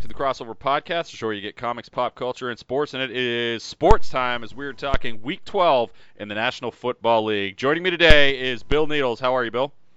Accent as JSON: {"language": "English", "country": "Canada", "said": "we are Canadian up here"}